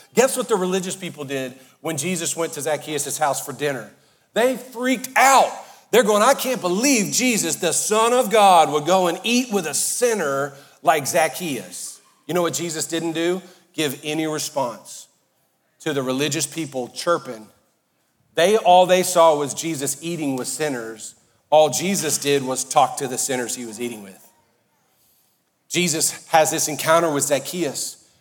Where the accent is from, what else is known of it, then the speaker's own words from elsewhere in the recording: Cajun and Southern, Louisiana, United States; I'm Cajun and Southern